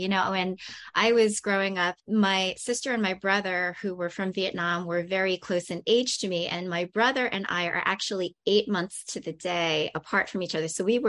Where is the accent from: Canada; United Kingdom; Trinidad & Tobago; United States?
United States; Long Island, New York; also born or lived in Korea; I grew up on Long Island, and in Queens